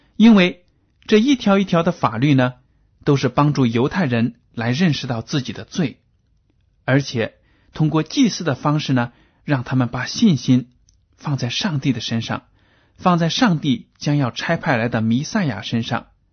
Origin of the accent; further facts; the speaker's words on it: China; 对我们中国人来说都是普遍存在的